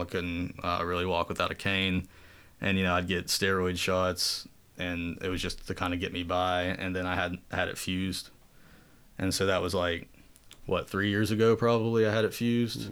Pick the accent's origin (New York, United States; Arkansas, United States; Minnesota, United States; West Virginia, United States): West Virginia, United States; Southern; moved away as an adult; also born or lived in Maryland / West Palm Beach, Florida; up to Southern West Virginia when I was two or three, you know, too young to remember. And that's where I, I was raised, uh, until I went to college.